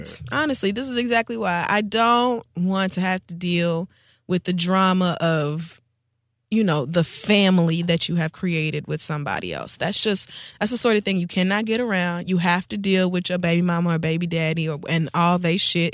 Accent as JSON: {"language": "English", "region": "Oklahoma", "country": "United States", "tie": "born or raised there", "said": "I grew up in Oklahoma"}